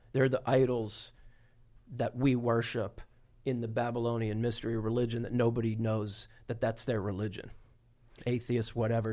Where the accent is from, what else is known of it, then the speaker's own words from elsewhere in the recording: Florida, United States; I'm from Florida